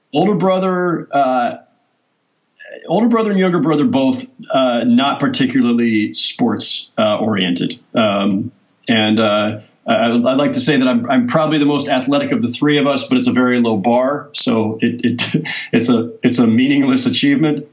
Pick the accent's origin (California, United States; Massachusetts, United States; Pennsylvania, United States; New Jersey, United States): California, United States; San Jose; I'm growing up in San Jose in Silicon Valley